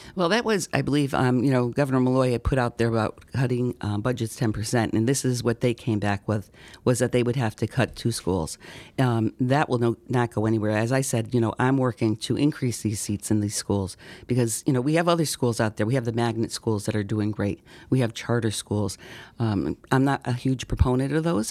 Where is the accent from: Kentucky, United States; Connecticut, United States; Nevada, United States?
Connecticut, United States; Seymour; also born or lived in Derby, Connecticut / Beacon Falls, Connecticut; I was born at Griffin Hospital, so I was in Derby for a sh, very short time. Um, I was raised in Seymour, went through the Seymour education system.